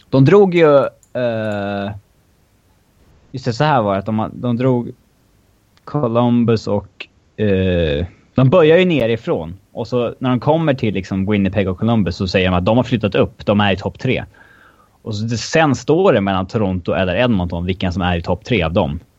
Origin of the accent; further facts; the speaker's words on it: Finland; Swedish is a second language; varje finsk spelare ska ju hit tydligen för att jag är finne typ.